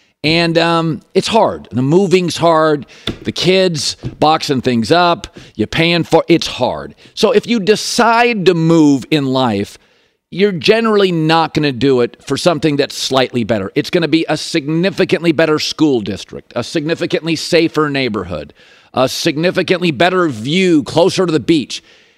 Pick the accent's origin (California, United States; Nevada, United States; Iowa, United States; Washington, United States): Washington, United States; Seattle; I grew up in Seattle, University of Washington.